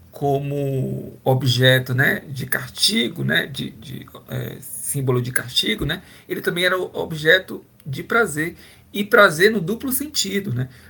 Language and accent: Portuguese; Bahia, Brazil; moved away as an adult; also born or lived in Pará; Eu sou da Bahia, né? Originalmente eu formo na Bahia e vou para o Pará fazer trabalhar